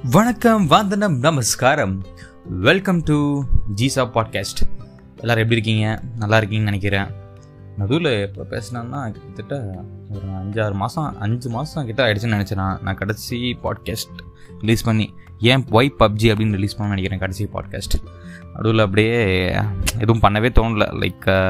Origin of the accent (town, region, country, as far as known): India